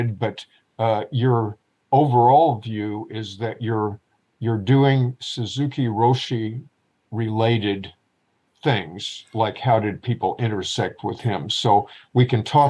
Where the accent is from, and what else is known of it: Springfield, Missouri, United States; born or raised there; also born or lived in Louisiana / Minnesota